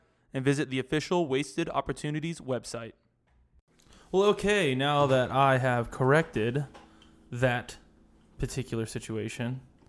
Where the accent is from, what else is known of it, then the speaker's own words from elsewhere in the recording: Philadelphia, Pennsylvania, United States; I'm from Philadelphia.